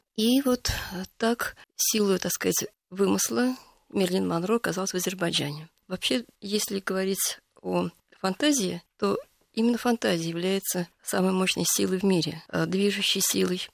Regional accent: Moscow, Russia; moved away as an adult; also born or lived in Baku / Saint Petersburg; я вообще-то москвичка

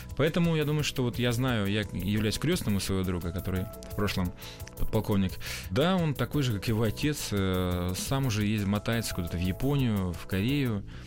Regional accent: Russian Far East, Russia; А я ведь дальневосточник

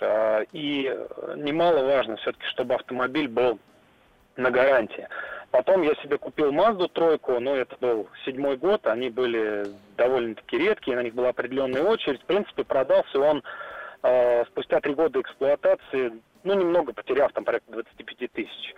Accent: Tula, Tula Oblast, Russia; город Тула

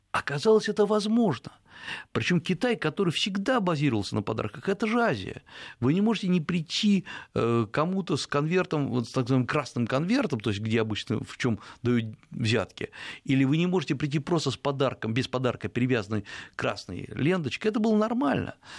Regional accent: Russia; я из России

